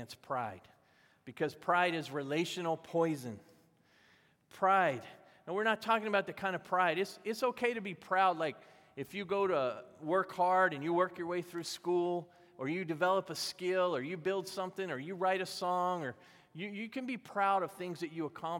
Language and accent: English; the South, United States; I was growing up in the South